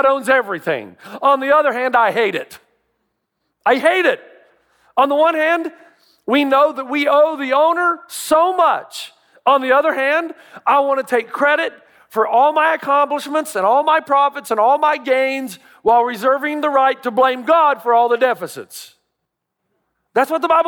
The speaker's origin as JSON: {"language": "English", "region": "Tennessee", "country": "United States", "tie": "born or raised there", "said": "I grew up in Tennessee."}